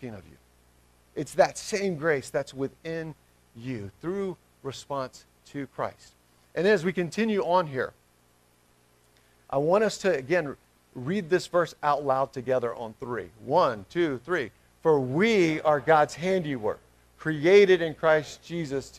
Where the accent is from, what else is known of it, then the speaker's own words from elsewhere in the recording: Smyrna, United States; moved away; Smyrna First Baptist, which is my hometown where I'm from